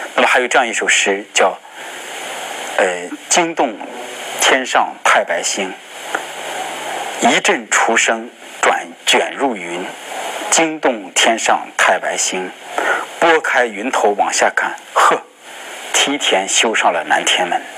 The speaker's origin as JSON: {"language": "Chinese", "country": "China", "said": "我们作为中国人"}